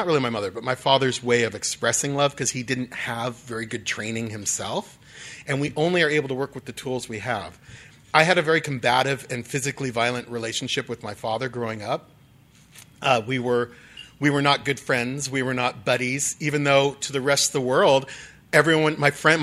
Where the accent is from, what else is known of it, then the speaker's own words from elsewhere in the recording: Dublin, California, United States; moved away as an adult; now in Los Angeles, United States; I grew up in Dublin, just down the road here, a few hours away. And so I'm a Northern California person at heart.